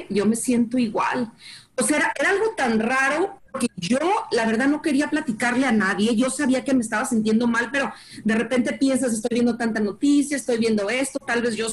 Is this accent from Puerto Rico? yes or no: no; Guadalajara, Jalisco, Mexico; now in Dallas, United States; yo soy de Guadalajara, eh, vivo aquí en Dallas